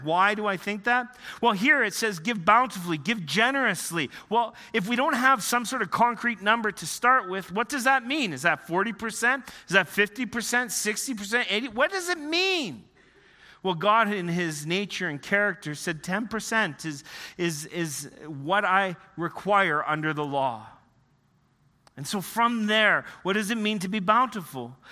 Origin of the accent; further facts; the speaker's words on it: Northern Ontario, Canada; moved away; also born or lived in Western Canada; I grew up in the Canadian Shield, Northern Ontario